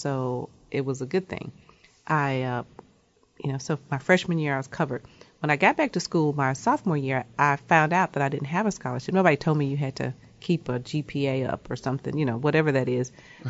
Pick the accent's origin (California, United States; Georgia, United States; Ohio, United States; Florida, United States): Georgia, United States; Atlanta; Grew up in South Atlanta.